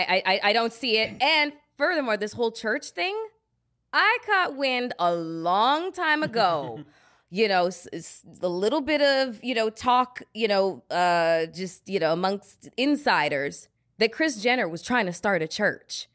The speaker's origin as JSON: {"language": "English", "country": "Canada", "moved": "yes", "lives_now": "United States", "said": "I'm a Canadian citizen."}